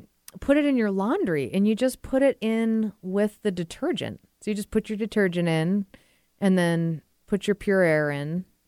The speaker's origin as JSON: {"language": "English", "town": "Boston", "region": "Massachusetts", "country": "United States", "moved": "yes", "said": "I'm from the Boston area"}